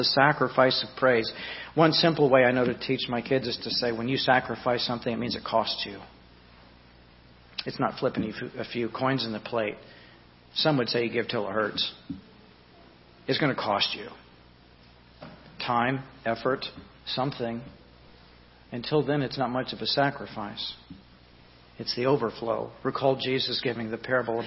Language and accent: English; Southeast Louisiana, United States; I was raised in Southeast Louisiana